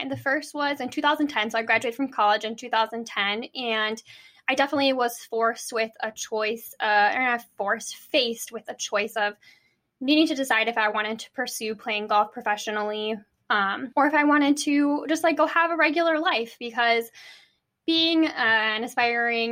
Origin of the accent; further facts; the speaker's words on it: Minneapolis, Minnesota, United States; also born or lived in Des Moines, Iowa; I'm from Minneapolis. I still live here